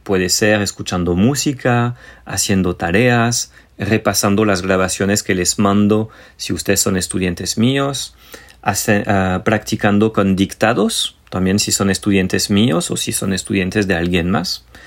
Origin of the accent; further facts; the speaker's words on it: France; Soy el francés tóxico